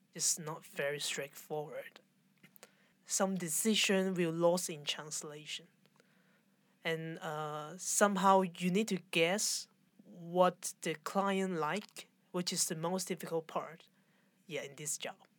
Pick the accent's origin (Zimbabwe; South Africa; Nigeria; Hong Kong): Hong Kong; I'm from Hong Kong